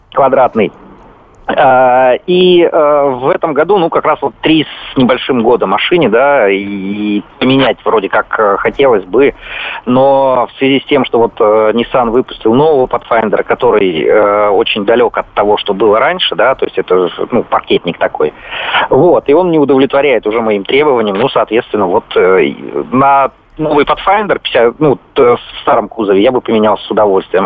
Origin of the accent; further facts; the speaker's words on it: Vladimir, Vladimir Oblast, Russia; я из города Владимир